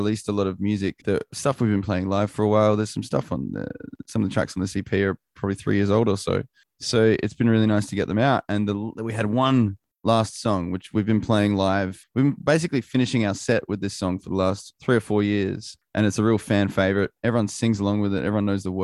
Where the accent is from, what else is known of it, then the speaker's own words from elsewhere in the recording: Australia; being Australian